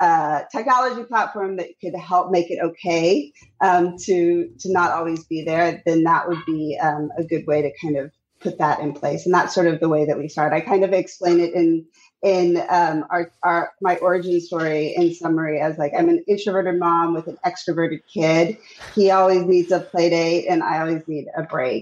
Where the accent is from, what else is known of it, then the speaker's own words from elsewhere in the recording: Texas, United States; moved away as an adult; now in New York, United States; I grew up in Texas with a Jewish mom and a Cuban father. And I moved to New York back in 2003